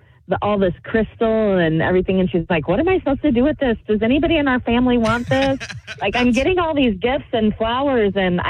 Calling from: Waterloo, Iowa, United States; I am calling from Waterloo.

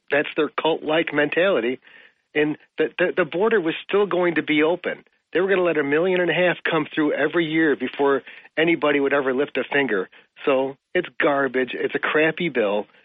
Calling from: Port Crane, New York, United States; Port Crane.

